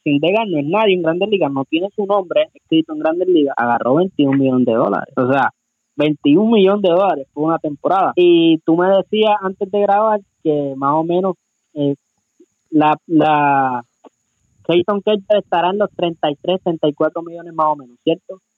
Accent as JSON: {"language": "Spanish", "country": "Puerto Rico", "moved": "yes", "lives_now": "Detroit, United States", "said": "soy puertorriqueño"}